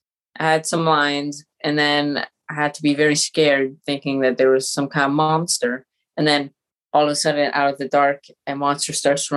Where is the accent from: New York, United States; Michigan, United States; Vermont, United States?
Vermont, United States; born there; now in Los Angeles, United States; I was born in Vermont. My mother's French, my dad's American, so we move around a lot, but we currently live in Los Angeles.